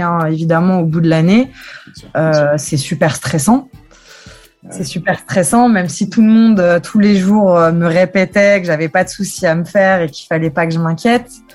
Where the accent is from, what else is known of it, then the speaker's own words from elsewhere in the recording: Metz, Grand Est, France; mon père me, traîne dans les stades depuis que je suis petite, donc au stade Saint-Symphorien, parce que je viens de Metz.